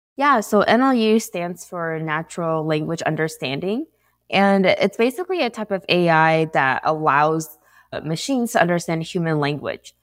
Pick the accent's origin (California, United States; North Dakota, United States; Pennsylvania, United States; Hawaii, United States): California, United States; San Diego; moved away as an adult; now in Santa Clara, United States; I'm based out of Santa Clara, but I'm actually from San Diego